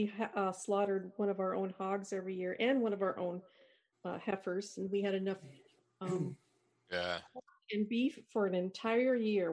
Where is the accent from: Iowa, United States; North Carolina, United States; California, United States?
Iowa, United States; now in Wisconsin, United States; I live in Wisconsin now, too, but I was raised in Iowa.